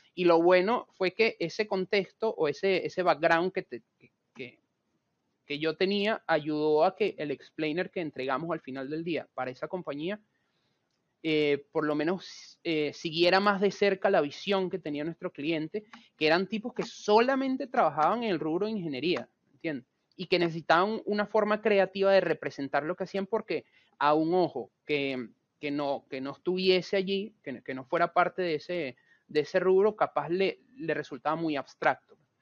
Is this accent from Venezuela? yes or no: yes; Venezuela; moved away as an adult; now in Buenos Aires, Argentina; yo soy venezolano, sin embargo tengo cinco años viviendo acá en Argentina, en Buenos Aires vivo